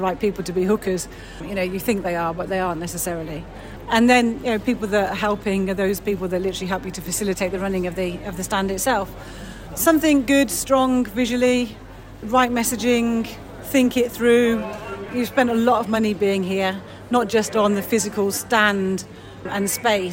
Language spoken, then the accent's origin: English; United Kingdom; we're very British